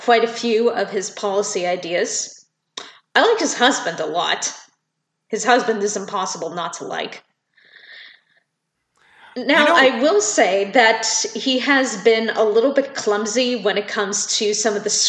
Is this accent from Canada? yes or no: yes; Canada; being a Canadian citizen